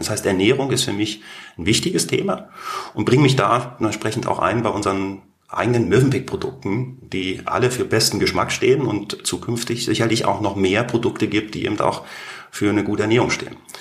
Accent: Berlin, Germany; accent: Berlinerisch; moved away as an adult; also born or lived in St. Gallen, Switzerland / Canton of Basel, Switzerland / Canton of Lucerne, Switzerland / Singapore; now in Canton of Zug, Switzerland; ich bin stolzer Berliner, begeisterter Berliner und sicherlich der größte Markenbotschafter für die Stadt Berlin, die es gibt

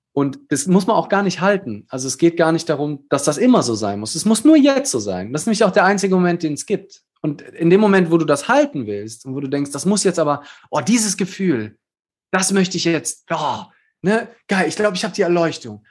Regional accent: Germany; wir als Deutsche

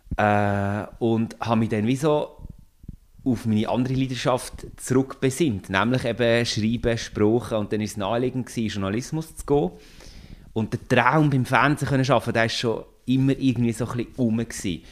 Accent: Solothurn, Switzerland; Ich bin ursprünglich aus dem Kanton Solothurn, darum ist das äh, so ein bisschen wie meine Heimat

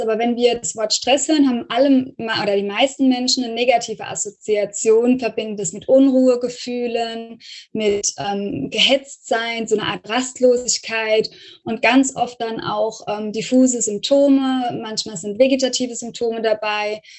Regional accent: Rhineland-Palatinate, Germany; ich komme ja so aus der Pfalz, vom Pfälzischen her

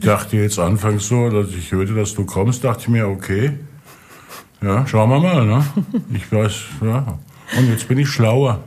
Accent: Rhineland-Palatinate, Germany; ich ja bekanntlich aus der Pfalz komme

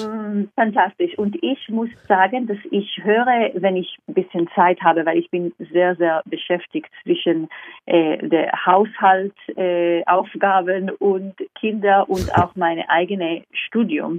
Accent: Israel; German is a second language; also born or lived in London, United Kingdom; now in Vienna, Austria; ich komme ursprünglich aus Israel

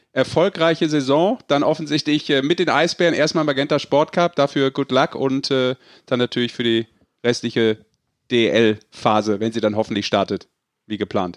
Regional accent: Rhineland, Germany; Ich als Rheinländer

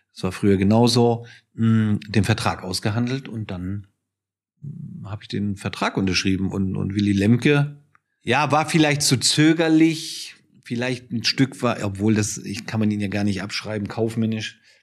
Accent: Hamburg, Germany; moved away; also born or lived in Munich; ich bin ja zurückgezogen nach Hamburg

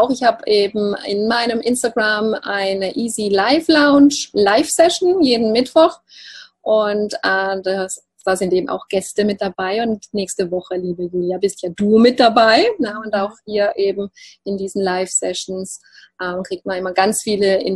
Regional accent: Baden-Württemberg, Germany; accent: Alemannic; Ich komme ja aus dem Alemannischen, aus dem Schwarzwalddorf, deshalb sage mir Ruhr.

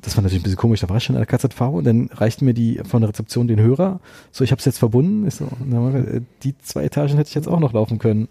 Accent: Berlin, Germany; ich äh, bin Berliner und habe außerhalb von Berlin studiert

